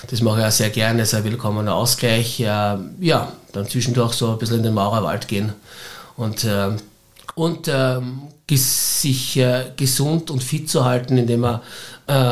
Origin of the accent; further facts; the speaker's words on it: Styria, Austria; now in Vienna, Austria; viele sagen, äh, du als Steirer kannst doch nicht in Wien bei einem Fußballclub quasi Fan sein.